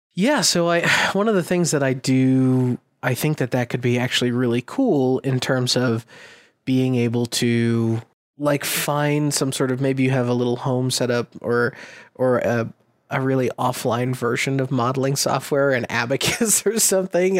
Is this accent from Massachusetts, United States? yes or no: yes; Massachusetts, United States; I'm from Massachusetts and we call ourselves the Commonwealth of Massachusetts